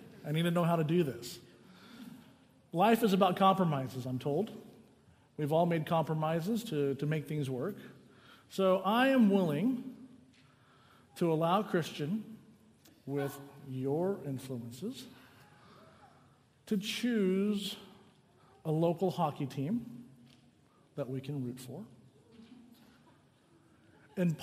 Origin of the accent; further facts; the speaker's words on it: the South, United States; moved away as an adult; also born or lived in Southern California; now in California, United States; I grew up in the South